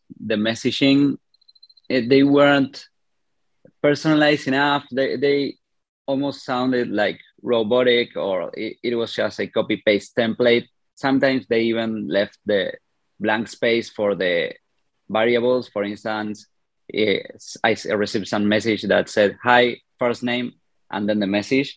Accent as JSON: {"language": "English", "country": "Argentina", "said": "I'm a developer from Argentina."}